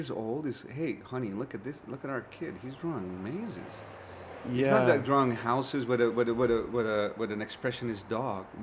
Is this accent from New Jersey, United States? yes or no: no; Glendale, California, United States; I'm from Glendale, California.